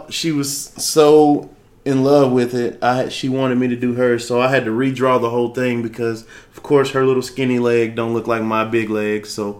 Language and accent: English; Carson, California, United States; now in Texas, United States; Man, originally California, man. Carson, Cali. Shout out Carson one time.